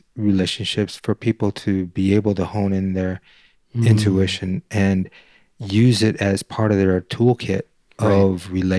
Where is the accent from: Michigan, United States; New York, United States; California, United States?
Michigan, United States; Detroit; Like I grew up in Detroit, and maybe there's something to that where, like, you know, I can walk in and feel like, nah, there's something about this dude, man.